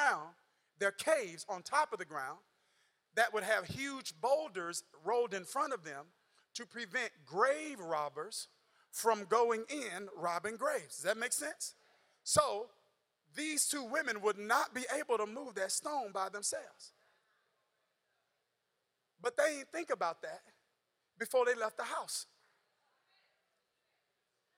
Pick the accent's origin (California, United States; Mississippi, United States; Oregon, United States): Mississippi, United States; I'm still from Mississippi